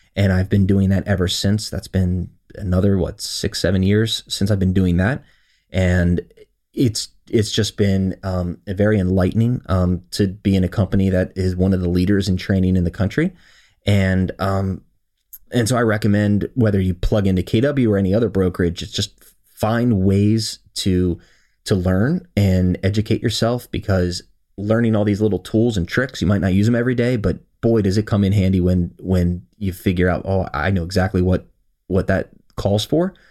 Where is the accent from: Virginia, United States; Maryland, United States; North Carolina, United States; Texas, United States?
Maryland, United States; Howard County; I was born and raised here in Howard County, Maryland